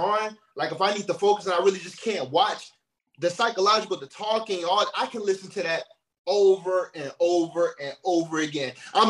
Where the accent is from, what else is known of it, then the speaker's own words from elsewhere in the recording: Chicago, Illinois, United States; I'm from the block, man. I'm from the G, man. I'm off from Chi-Town.